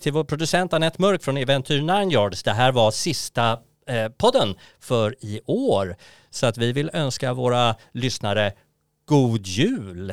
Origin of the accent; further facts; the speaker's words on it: Sweden; vi svenskar